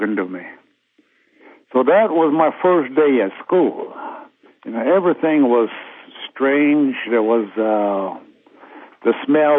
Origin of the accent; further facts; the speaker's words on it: United States; first language Lakota; English is a second language; I always spoke Lakota